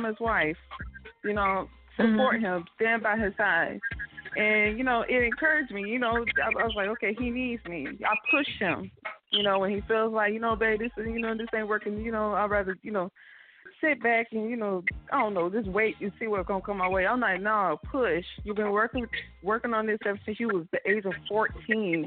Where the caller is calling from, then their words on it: Polk County, Florida, United States; I'm calling from Polk County, Florida